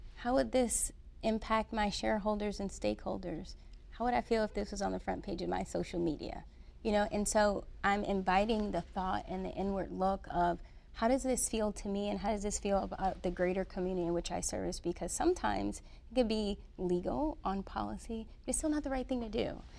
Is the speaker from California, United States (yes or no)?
no; Detroit, Michigan, United States; So I was born and raised in Detroit, Michigan.